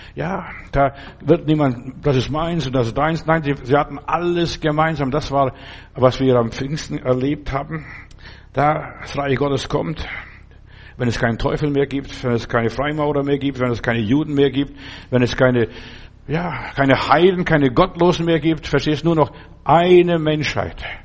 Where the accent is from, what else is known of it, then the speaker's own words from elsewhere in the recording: Lithuania; moved away; in den Sommerferien habe ich bei uns zu Hause in Litauen Kühe draußen ge- behütet